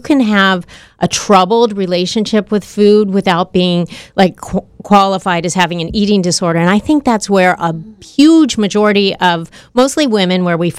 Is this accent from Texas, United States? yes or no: no; Southern California, United States; I grew up in Southern California